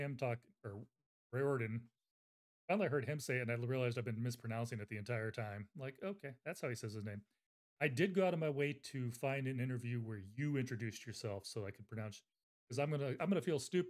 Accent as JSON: {"language": "English", "country": "United States", "said": "I'm American."}